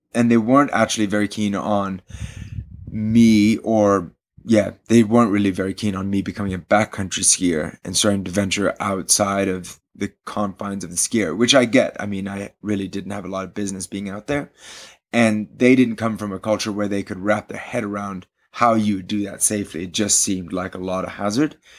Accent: Switzerland; also born or lived in London / India; I grew up in Switzerland

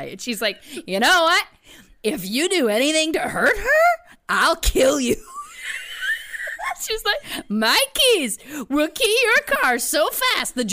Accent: Belleville, Ontario, Canada; moved away; also born or lived in Toronto; I was living in Toronto at the time, but we had gone back to my hometown of Belleville, where my parents live

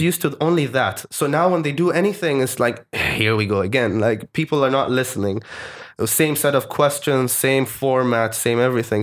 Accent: Oman; also born or lived in Malaysia / United Kingdom; I'm from Oman

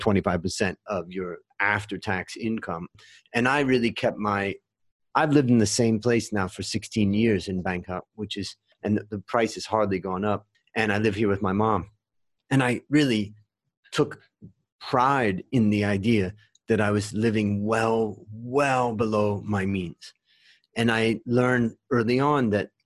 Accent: Ohio, United States; also born or lived in California; now in Thailand; I grew up in Ohio and then I moved to California

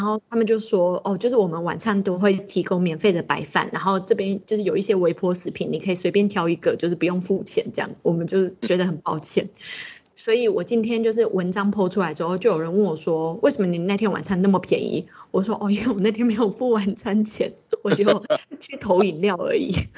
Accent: Taiwan; 我们台湾人这么容易就可以来到日本

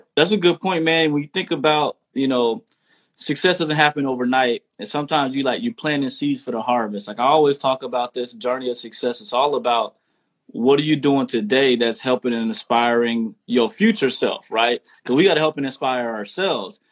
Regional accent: Texas, United States; I'm from the South too, straight out of Texas

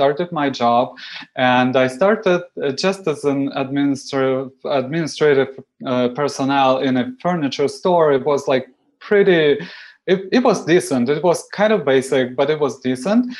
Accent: Moscow, Russia; English is a second language; moved away as an adult; now in Toronto, Canada; I come from Moscow

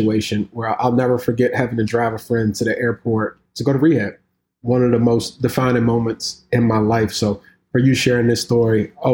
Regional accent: Washington, District of Columbia, United States; I'm from Southeast DC.

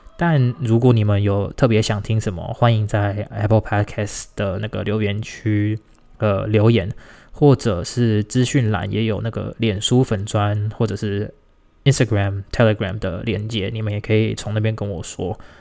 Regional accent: Tainan, Taiwan; 我是台南人，我住在台南

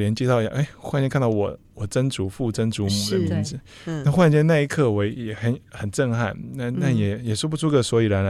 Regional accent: Miaoli County, Taiwan; 虽然我们在这边出生，是、uh huh. 又在这边长大，然后返乡也做了一些事情

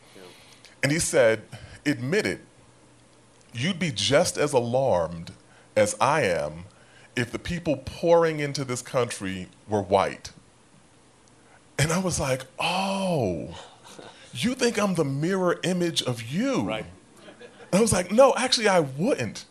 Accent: New York City, New York, United States; I am from South Jamaica

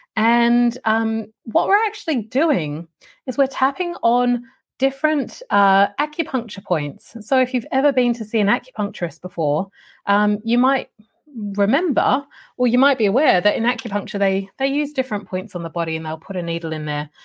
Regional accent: Australia; when I grew up in Australia

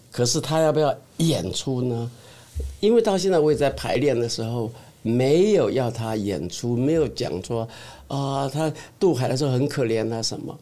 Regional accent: Xingang, Chiayi County, Taiwan; moved away; 我的故乡新港嘉义

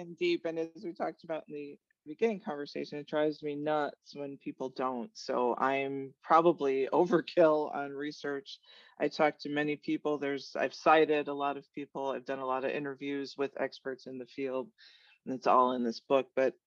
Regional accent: Chicago, Illinois, United States; moved away as an adult; I grew up in Chicago, Illinois

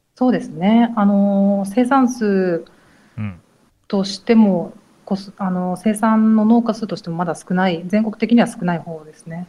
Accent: Handa, Aichi, Japan; 私は愛知県の知多半島の半田市です。

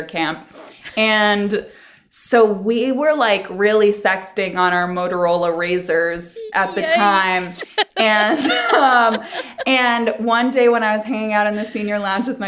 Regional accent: Virginia, United States; moved away; I grew up in Virginia

